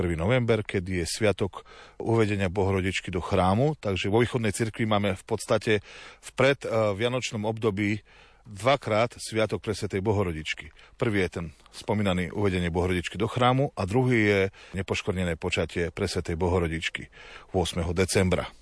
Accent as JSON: {"language": "Slovak", "country": "Slovakia", "said": "my na Slovensku"}